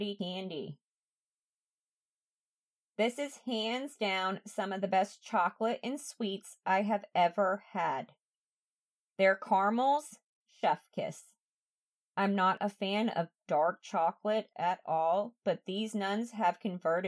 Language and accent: English; Franklin, Massachusetts, United States; my hometown and all the areas that I went to while growing up. So I lived in Franklin, and right down the road was Rentham